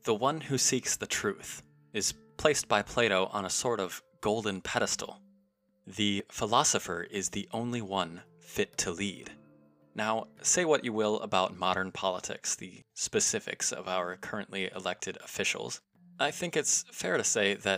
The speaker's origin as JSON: {"language": "English", "country": "United States", "said": "As an American"}